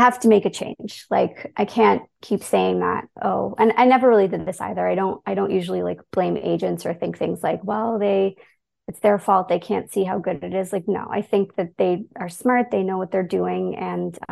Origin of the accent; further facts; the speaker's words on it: Toronto, Ontario, Canada; also born or lived in London, United Kingdom; I grew up in Toronto